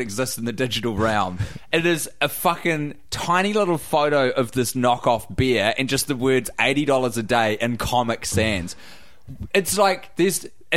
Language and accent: English; New Zealand; I'm from New Zealand